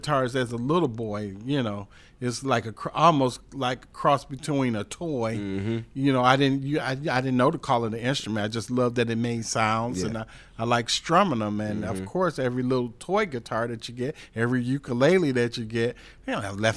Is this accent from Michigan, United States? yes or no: yes; Detroit, Michigan, United States; born or raised there; now in Charlotte, United States